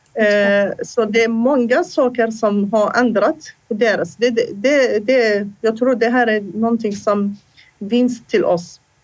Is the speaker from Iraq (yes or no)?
yes; Iraq; first language Assyrian; Swedish is a second language; moved away as an adult; now in Sweden; I min hemland jag var hälso och idrottslärare. Jag läste, under, jag läste där i Irak till hälso och idrottslärare